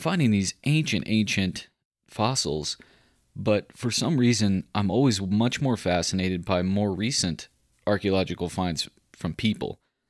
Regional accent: Central Texas, United States; I grew up in Central Texas, and we had a little property on this limestone escarpment.

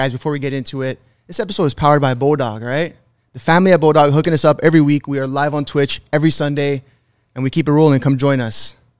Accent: Canada; moved away; we're Canadian refugees

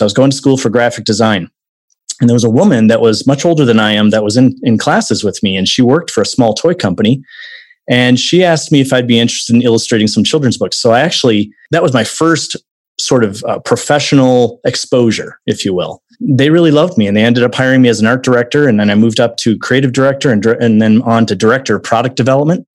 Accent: Wisconsin, United States; now in Arizona, United States; originally from Wisconsin. I'm from the Midwest myself.

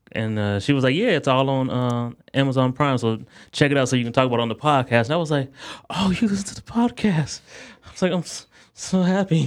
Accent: Akron, Ohio, United States; my hometown

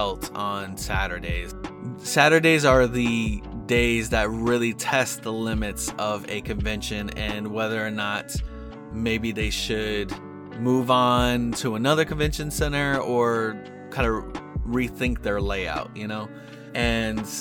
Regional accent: South Florida, United States; I'm from South Florida

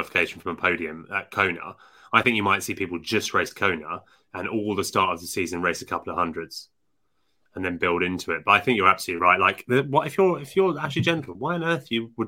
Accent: United Kingdom

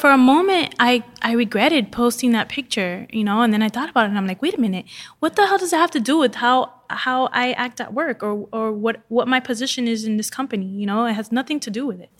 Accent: Miami, Florida, United States; I'm from Miami. I live in my bathing suit.

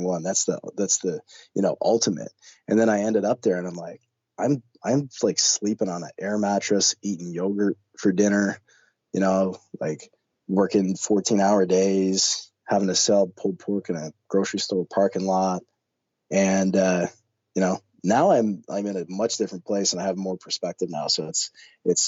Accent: Canada; as a Canadian

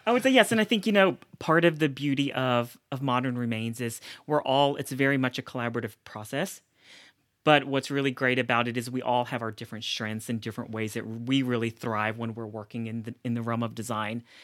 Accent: Middle Tennessee and Mississippi, the South, United States; also born or lived in South Korea; I grew up primarily between, uh, Middle Tennessee and Mississippi

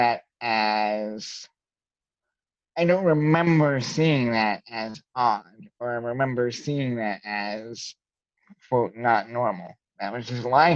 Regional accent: rural northern Indiana, United States; I'm from rural northern Indiana

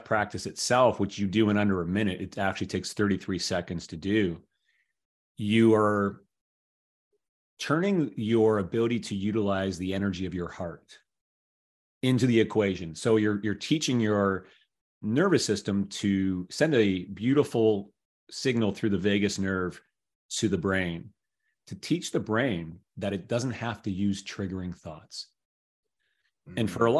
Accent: Toronto, Ontario, Canada; living in the city center that I grew up in Toronto.

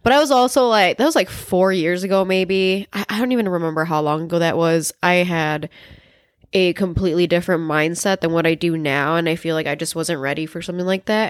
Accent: Chicago, Illinois, United States; also born or lived in El Paso, Texas; here when I was, like, maybe four, four years old, something like that, and I've been in Chicago since then

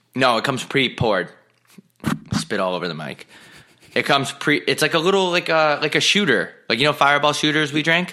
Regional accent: Long Island, New York, United States; I'm from Long Island.

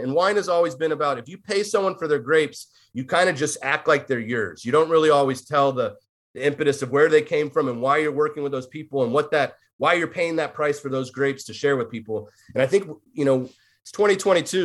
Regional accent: Davis, California, United States; moved away as an adult; also born or lived in San Luis Obispo, California / Orange County, California / Los Angeles, California; now in Portland, United States; I was born and raised in Davis, California

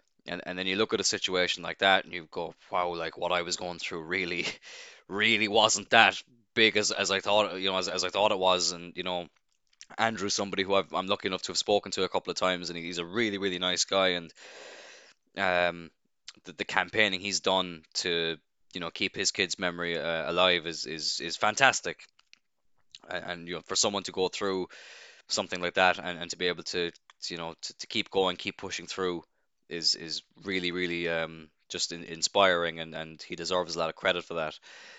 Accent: Cloyne, Munster, Ireland; Obviously, I live in Cloyne, and I'm born and raised in Cloyne, and only 10 minutes out the road from where I live, in a town known as Ballycotton

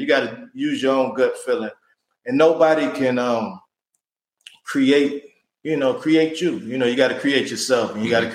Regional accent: Cleveland, Ohio, United States; I come from Cleveland

